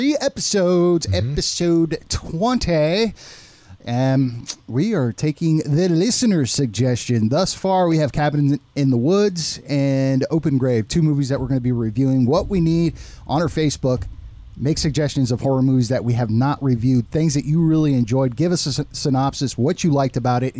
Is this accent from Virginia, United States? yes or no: no; Southern California, United States; I grew up in Southern California, you know, Knott's Berry Farm and Disneyland mean a lot to me